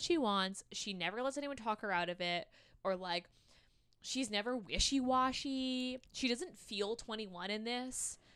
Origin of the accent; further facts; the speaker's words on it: Canada; We're Canadian